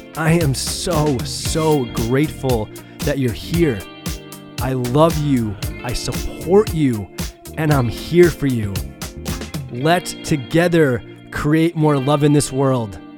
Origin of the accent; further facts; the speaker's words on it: about an hour north of New York City, United States; moved away as an adult; also born or lived in Rhode Island / San Diego; now in Florida, United States; I grew up in New York, about an hour north of New York City.